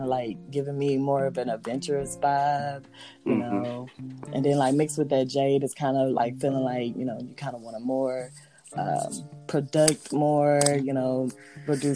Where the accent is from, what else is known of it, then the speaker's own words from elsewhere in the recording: Houston, Texas, United States; My mother, she's from Houston, so I grew up in the Houston area